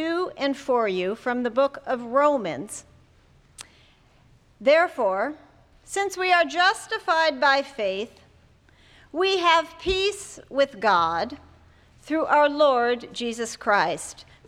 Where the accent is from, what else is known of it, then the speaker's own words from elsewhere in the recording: Jamestown, North Dakota, United States; When I was a child growing up in Jamestown, North Dakota